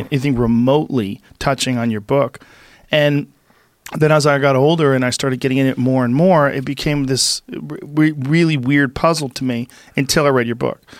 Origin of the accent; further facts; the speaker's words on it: East Coast, United States; born there; I was born on the East Coast. You, you know you live around cities, seems normal